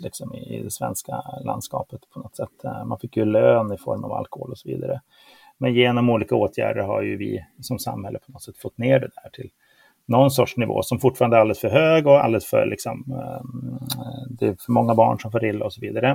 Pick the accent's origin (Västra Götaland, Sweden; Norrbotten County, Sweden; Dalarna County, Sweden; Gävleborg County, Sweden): Norrbotten County, Sweden; Luleå; jag är ju uppväxt i Luleå